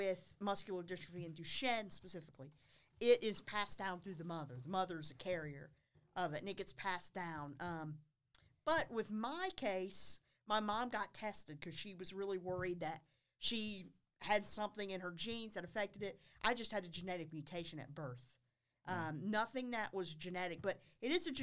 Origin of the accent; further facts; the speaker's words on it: Concord, North Carolina, United States; I'm from Concord, actually. From Concord, oh, wow. North Carolina